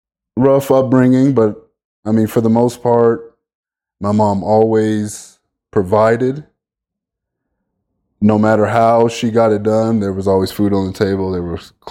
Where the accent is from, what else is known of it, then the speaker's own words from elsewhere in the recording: Las Vegas, Nevada, United States; also born or lived in Bellflower, California; now in Farmington, United States; I'm born and raised in Bellflower, California. I lived there for about 7-8 years and then moved to Las Vegas. And then lived there most of my life.